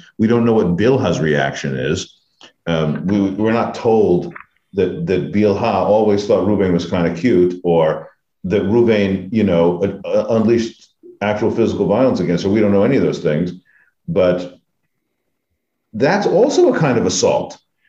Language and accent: English; United States; We're American Jews